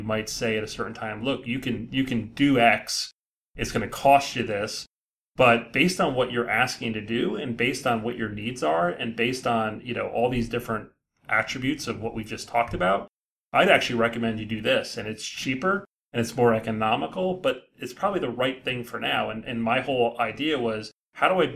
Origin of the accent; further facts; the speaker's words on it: Edison, New Jersey, United States; I grew up in Edison, New Jersey